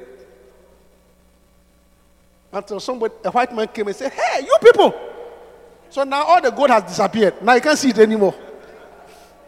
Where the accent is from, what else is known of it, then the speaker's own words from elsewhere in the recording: Obuasi, Ashanti, Ghana; where I come from, my hometown, is the richest